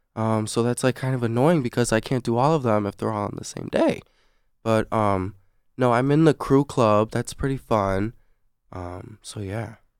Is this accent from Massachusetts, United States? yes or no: no; South Lyon, Michigan, United States; I'm from South Lime, too